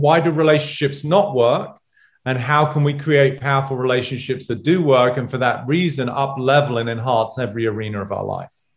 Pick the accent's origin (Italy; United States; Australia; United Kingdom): United Kingdom; England; moved away; one of my buddies from England growing up